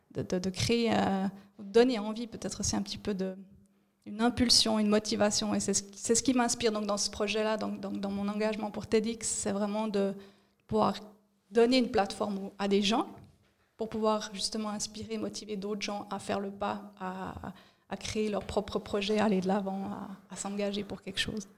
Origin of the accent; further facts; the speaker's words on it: Fribourg, Switzerland; moved away as an adult; also born or lived in Bern / Zurich; fribourgeoise, j'ai grandi à Fribourg